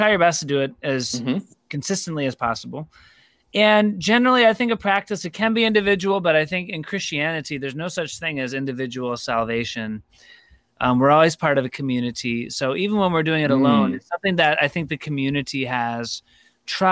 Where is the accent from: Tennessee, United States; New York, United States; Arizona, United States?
New York, United States; Rochester; moved away as an adult; also born or lived in Durham, North Carolina / Denver, Colorado; I'm from Rochester, New York originally, back in the day. So was grateful to be able to come back here